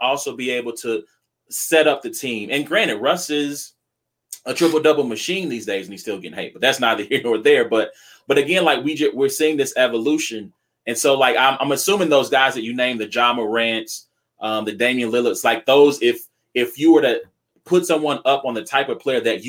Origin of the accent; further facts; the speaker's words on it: Louisiana, United States; I'm from Louisiana